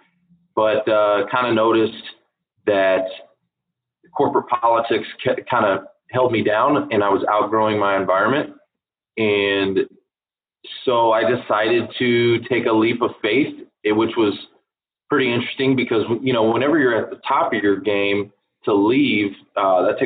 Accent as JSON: {"language": "English", "town": "McKinney", "region": "Texas", "country": "United States", "tie": "born or raised there", "said": "born and raised in McKinney, Texas"}